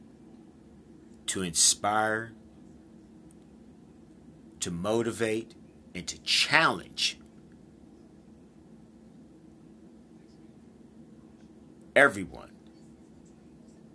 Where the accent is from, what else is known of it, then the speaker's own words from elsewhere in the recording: United States; Now, I'm from the United States. I live here in the United States. I'm a proud American.